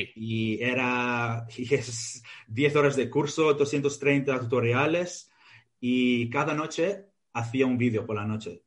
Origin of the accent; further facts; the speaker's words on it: Victoria, Australia; Spanish is a second language; moved away; also born or lived in Greece; Yo nací en Australia y mis padres son griegos, ah, emigraron a Australia y si este, yo nací en Australia. Y luego, bueno, vivimos en Grecia, luego en Australia y hice los estudios en Australia